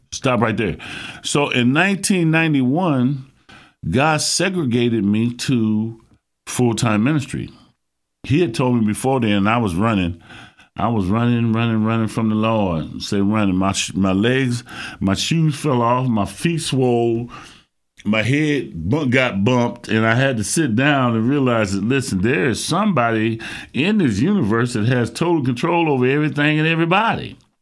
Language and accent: English; Dayton, Ohio, United States; also born or lived in Cleveland, Ohio; I'm a Ohio native. I was born in Cleveland, raised in Dayton